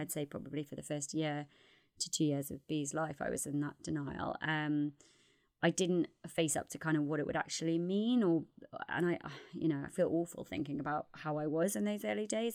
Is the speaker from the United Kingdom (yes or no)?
yes; Newcastle upon Tyne, North East England, United Kingdom; accent: Geordie; also born or lived in North London; now in London, United Kingdom; I'm from Newcastle originally